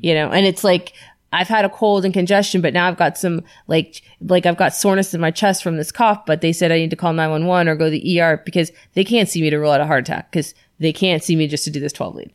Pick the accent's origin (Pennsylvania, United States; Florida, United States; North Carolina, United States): Florida, United States; moved away; I'm from Florida